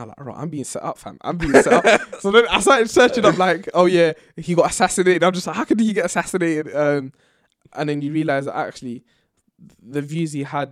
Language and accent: English; London, United Kingdom; born and raised in Tottenham